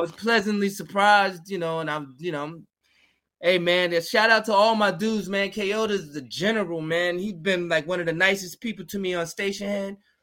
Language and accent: English; Georgia, United States; moved away as an adult; also born or lived in Queens, New York / Virginia; now in New York, United States; I was living in Georgia.